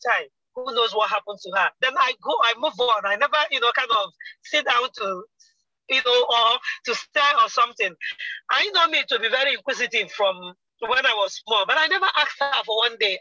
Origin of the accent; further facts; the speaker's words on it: eastern Nigeria, Nigeria; I am Nigerian from the eastern part of Nigeria.